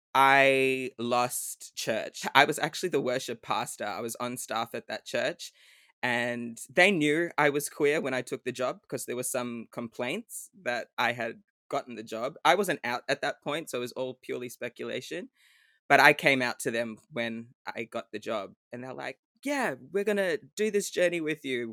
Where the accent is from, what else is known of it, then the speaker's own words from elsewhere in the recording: Melbourne, Victoria, Australia; also born or lived in Sydney; I'm from Melbourne, but I am currently in Sydney for work